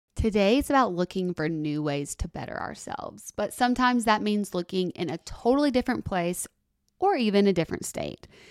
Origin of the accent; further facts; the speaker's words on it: Tuscaloosa, Alabama, United States; moved away; I love being from Tuscaloosa